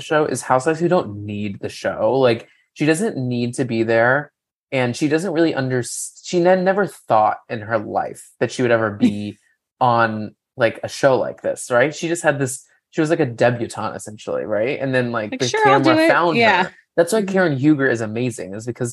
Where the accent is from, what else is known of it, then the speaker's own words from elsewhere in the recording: Texas, United States; now in New York City, United States; I'm from Texas